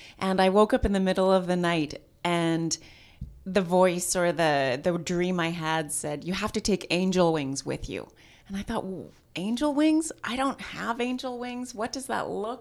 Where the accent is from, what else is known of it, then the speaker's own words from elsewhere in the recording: Saskatchewan, Canada; now in Kelowna, Canada; I am originally from Saskatchewan, but moved to Kelowna in 1995